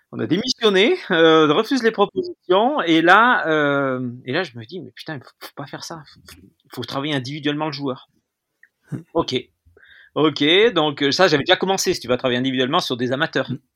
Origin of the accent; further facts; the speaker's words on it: Lamastre, Auvergne-Rhône-Alpes, France; né à la Mastre, euh, qui est en Ardèche